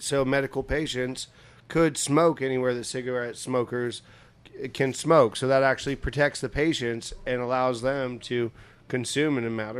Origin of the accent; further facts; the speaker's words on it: Tuolumne, California, United States; moved away; I am from California, Northern California, little town called Tuolumne. Up by Yosemite and Tahoe.